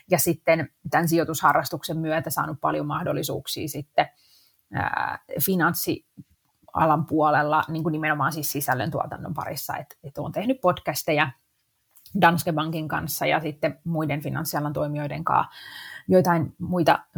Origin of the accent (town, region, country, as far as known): Helsinki, Uusimaa, Finland; born or raised there